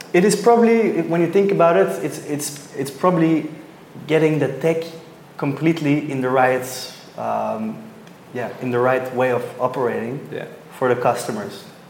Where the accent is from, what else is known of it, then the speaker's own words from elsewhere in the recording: Belgium; now in Sydney, Australia; I'm originally from Belgium, but now for a while in Sydney